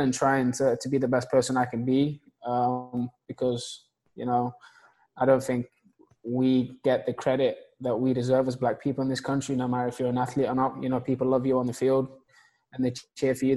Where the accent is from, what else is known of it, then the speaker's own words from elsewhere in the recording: England, United Kingdom; now in Atlanta, United States; growing up in England, like the neighborhood that I was from, a council estate